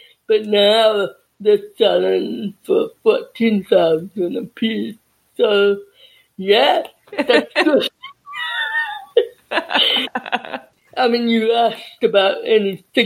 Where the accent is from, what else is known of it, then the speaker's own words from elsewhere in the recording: Southern California, United States; also born or lived in La Junta, Colorado / Hemet, California / Chula Vista, California; growing up in Southern California